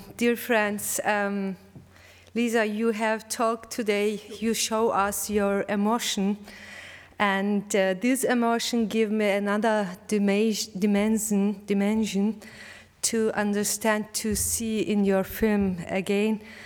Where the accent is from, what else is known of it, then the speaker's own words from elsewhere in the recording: Malatya, Turkey; English is a second language; moved away; my heart is also in Malatya, in my hometown.